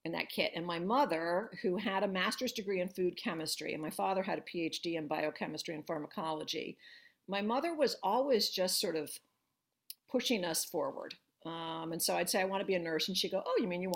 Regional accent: Northern New Jersey, United States; moved away as an adult; also born or lived in New York / Boston; now in Philadelphia, United States; So I'm a Jersey girl. I grew up in Northern Jersey.

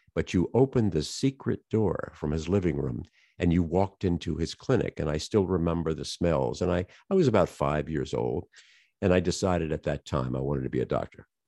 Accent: Colonial Heights, Virginia, United States; I grew up in a little town, uh, south of Richmond, Virginia

